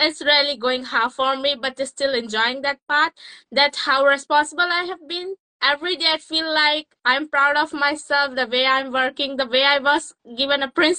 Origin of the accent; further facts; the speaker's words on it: Uttar Pradesh, India; moved away as an adult; now in Cambridge, United Kingdom; I'm from Uttar Pradesh, India, but currently based in Cambridge, UK, continuing my studies in BSc Honours Forensic Science at Anglia Ruskin University.